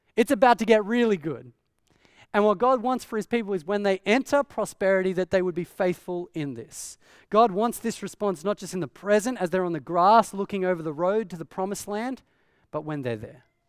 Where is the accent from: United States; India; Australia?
Australia; growing up in Australia